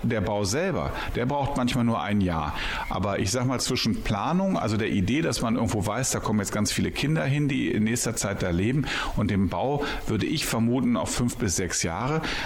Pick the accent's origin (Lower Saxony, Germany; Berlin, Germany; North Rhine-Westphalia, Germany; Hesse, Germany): Berlin, Germany; now in Bielefeld, Germany; wohne seit 20 Jahren in Bielefeld, bin aber eigentlich gebürtiger Berliner und über einige Umwege hierher gekommen.